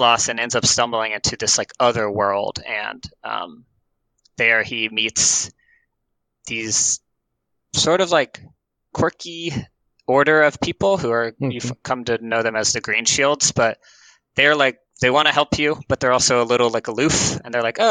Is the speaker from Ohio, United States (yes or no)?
no; Atlanta, Georgia, United States; moved away as an adult; now in Portland, United States; I am originally from Atlanta, like I said, but I moved to Portland with my wife in 4 years ago